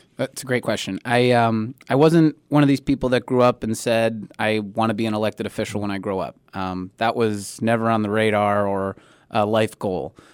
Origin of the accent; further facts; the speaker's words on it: Springfield, Massachusetts, United States; I'm born and raised in Springfield.